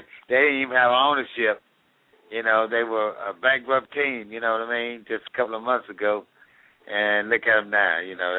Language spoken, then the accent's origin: English; Arlington/Dallas–Fort Worth area, Texas, United States; It's gonna be here in my hometown.